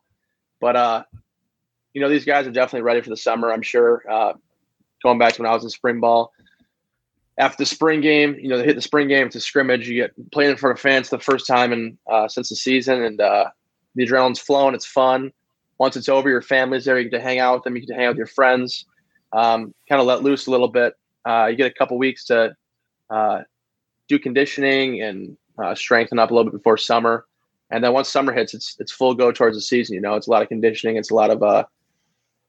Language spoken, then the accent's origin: English; Wisconsin, United States; moved away as an adult; now in Iowa City, United States; my parents are from Michigan, but I grew up in Wisconsin